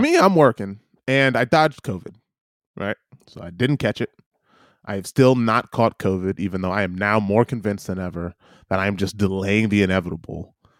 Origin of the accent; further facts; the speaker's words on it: United States; now in New Zealand; I'm an American.